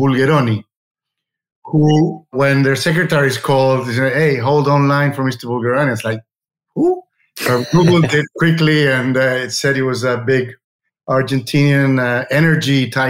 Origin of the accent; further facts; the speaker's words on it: Chile; moved away as an adult; also born or lived in England; now in Uruguay; I was born in Chile from a British family and boarding school in England. And I studied agricultural engineering in Chile, a Catholic university.